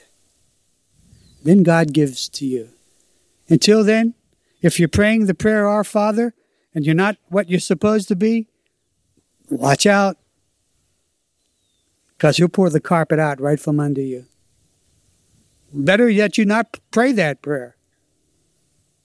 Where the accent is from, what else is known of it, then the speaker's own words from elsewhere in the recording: Pittsburgh, Pennsylvania, United States; I'm from Pittsburgh in this life, and I was raised in the ghetto